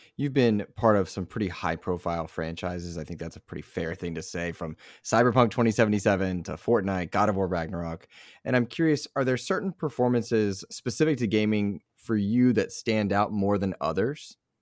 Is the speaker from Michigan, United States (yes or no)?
no; Raleigh, North Carolina, United States; also born or lived in Hope Mills, North Carolina / Greenville, North Carolina; grew up in Raleigh